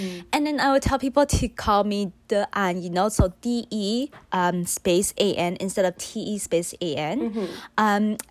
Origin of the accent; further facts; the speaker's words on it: Taiwan; English is a second language; now in Canada; I grew up in Taiwan, and my parents gave me like the weirdest English name ever when I was in Taiwan